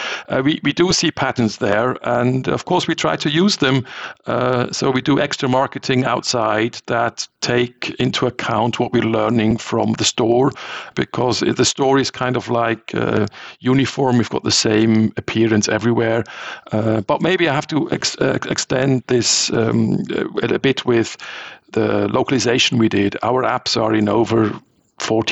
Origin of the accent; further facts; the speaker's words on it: Switzerland; I'm from Switzerland